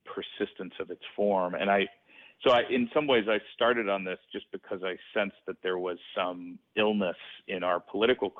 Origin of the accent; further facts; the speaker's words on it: Greenwich, Connecticut, United States; my hometown, Greenwich, Connecticut